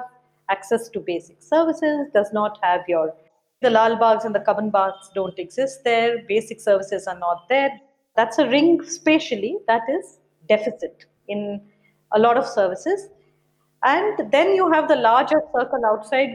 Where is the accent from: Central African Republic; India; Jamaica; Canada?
India; Shimla, Himachal Pradesh; moved away as an adult; now in Bangalore, India; I come from the small, remote state of Himachal Pradesh, born and brought up in Simla